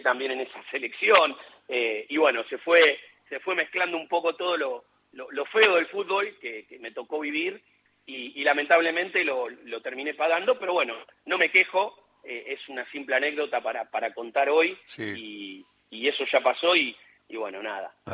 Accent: Luján, Buenos Aires Province, Argentina; yo nací en Villa Flandria, pero es partido de Luján

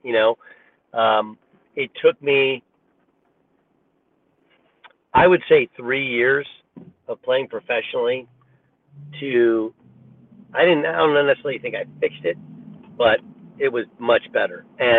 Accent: California, United States; I grew up in California, so people in Oklahoma don't realize that when I was in high school, I just hold the ball and get fouled

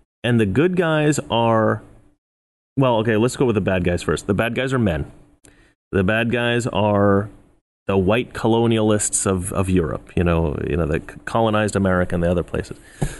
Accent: Oregon, United States; now in Los Angeles, United States; either back home in Oregon where I grew up or in Los Angeles where I live now

